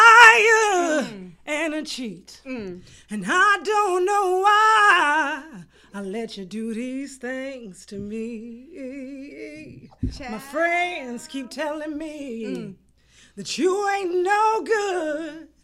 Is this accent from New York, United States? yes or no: no; Hawthorne, California, United States; I was raised in Hawthorne, so I'm like from the city of L.A.